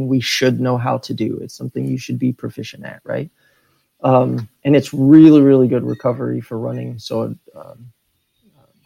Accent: Texas, United States; I grew up in Texas

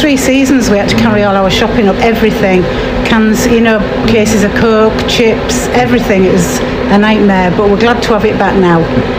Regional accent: Scarborough, Yorkshire and the Humber, United Kingdom

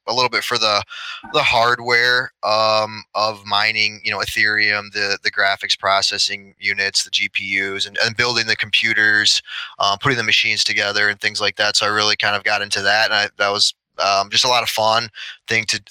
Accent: Sioux Falls, South Dakota, United States; also born or lived in Minneapolis, Minnesota; moved to Sioux Falls, South Dakota, is where I'm at right now. I'm really where I grew up for the majority of my childhood.

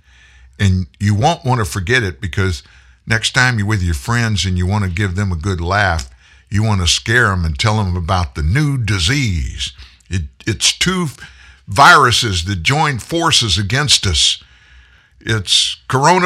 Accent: Harris County, Texas, United States; Harris County, Texas. I was born in Harris County. The big city there is Houston, Texas. I was born in a suburb

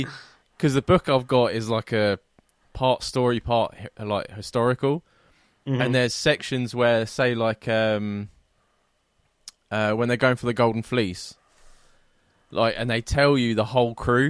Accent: England, United Kingdom; moved away as an adult; now in Scotland, United Kingdom; I'm an English person that hates the English

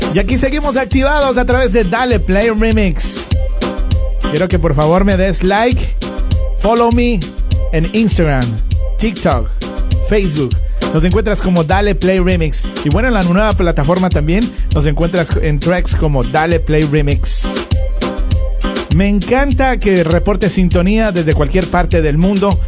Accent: Ecuador; now in United States; Yo me siento orgulloso de ser ecuatoriano y de vivir en los Estados Unidos

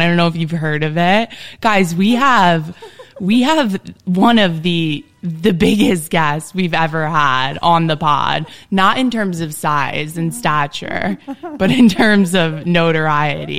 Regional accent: New Jersey, United States; I'm from New Jersey

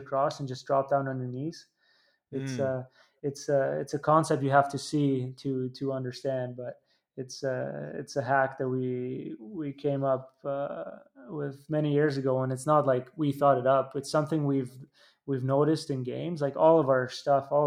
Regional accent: Italy; growing up in Italy

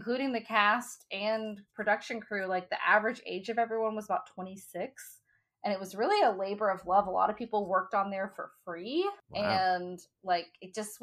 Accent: the Bible Belt, United States; growing up in the Bible Belt

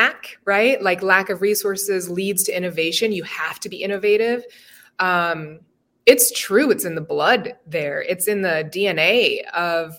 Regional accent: Cedar Rapids, Iowa, United States; also born or lived in Cameroon / Springville, Iowa; I was born in Iowa City. And then very quickly, we moved to Cameroon, where my dad was from. And I lived there until I was about 8 years old. And then my mom and my younger sister and I moved back to where my mom's family is from, which is how we landed in Springville, Iowa

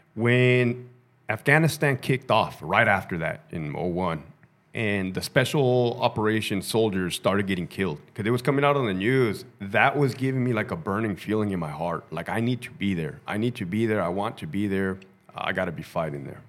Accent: Brawley, California, United States; I grew up in Brawley, California, which is Southern Ca-, right there by Mexicali

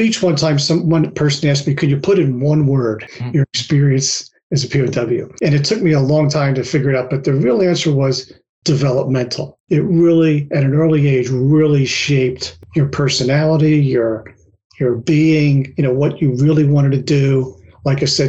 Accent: Philadelphia, Pennsylvania, United States; I grew up in Philly

